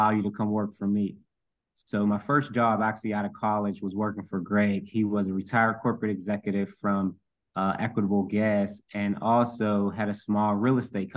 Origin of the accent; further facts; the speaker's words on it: Pittsburgh, Pennsylvania, United States; my childhood, growing up in Section 8 housing, moving a lot all over the city